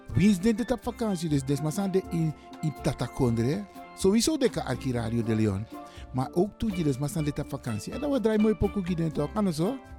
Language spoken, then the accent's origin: Dutch; Suriname; now in Netherlands; Ik ben een Surinamer. Ik ben geboren in Suriname. Ik woon in Nederland, maar oorspronkelijk kom ik uit Afrika